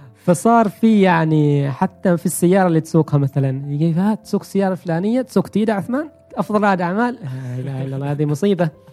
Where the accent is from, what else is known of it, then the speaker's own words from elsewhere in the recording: Oman; احنا كعمانيين